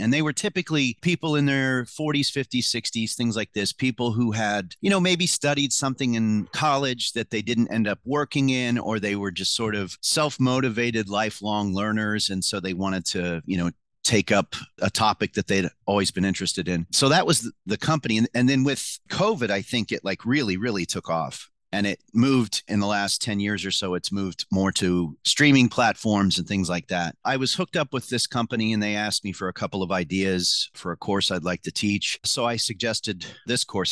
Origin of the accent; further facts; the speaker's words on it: Mattoon, Illinois, United States; I grew up in Mattoon, Illinois